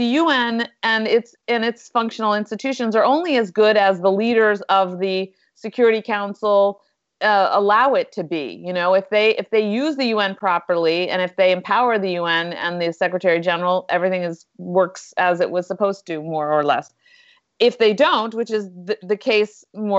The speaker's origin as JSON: {"language": "English", "area": "Westchester", "region": "New York", "country": "United States", "said": "I was from Westchester too"}